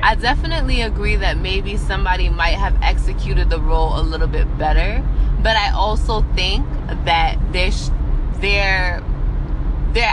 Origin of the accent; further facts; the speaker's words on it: New York City, New York, United States; now in New Jersey, United States; I'm from Brooklyn